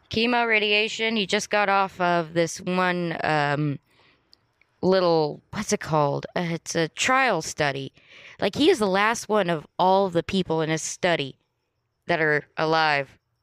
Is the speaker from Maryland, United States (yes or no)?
no; Los Angeles, California, United States; also born or lived in Santa Monica; I loved growing up in Playa del Rey